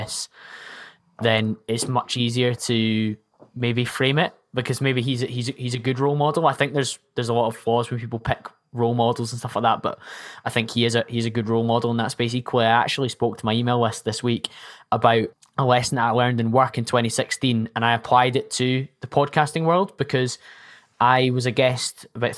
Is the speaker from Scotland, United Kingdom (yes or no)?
yes; Scotland, United Kingdom; I'm Scottish